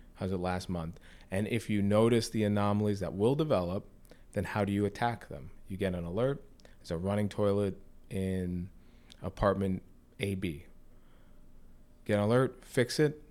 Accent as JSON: {"language": "English", "town": "Sea Cliff", "region": "New York", "country": "United States", "also_born_or_lived": "Oyster Bay", "said": "I'm from Sea Cliff, you know, in Long Island. I'm from Oyster Bay, that kind of area."}